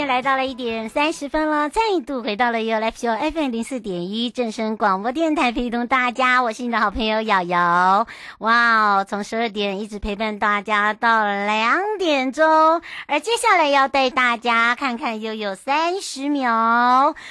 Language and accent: Chinese; Hualien-Taitung, Taiwan; moved away; 我的故乡花东